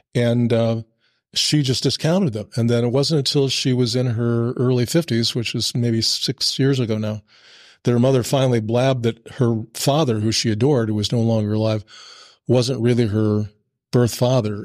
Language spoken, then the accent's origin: English; Burlington, Iowa, United States; we moved back uh, uh, to my hometown in Burlington